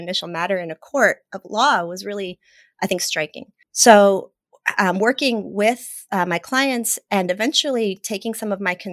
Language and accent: English; Mexico; moved away; I'm Latina, I was born in Mexico